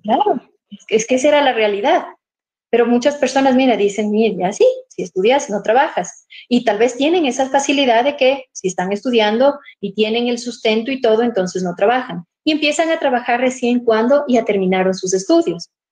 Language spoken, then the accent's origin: Spanish; Ibarra, Imbabura, Ecuador; estoy en mi tierra querida